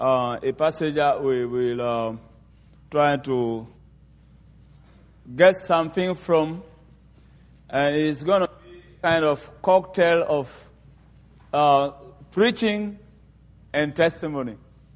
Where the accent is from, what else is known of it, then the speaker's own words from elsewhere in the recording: Côte d’Ivoire; first language French; English is a second language; I am from Ivory Coast. We speak French there. And please forgive me for my English somehow twisted.